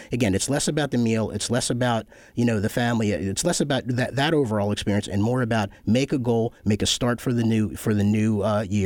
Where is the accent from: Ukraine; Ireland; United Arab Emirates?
Ukraine; Kyiv, Kyiv City; moved away; I'm an immigrant. Um, my family came here in 75. We're from the Ukraine, uh, Kiev to be specific, uh, back when it was the Soviet Union.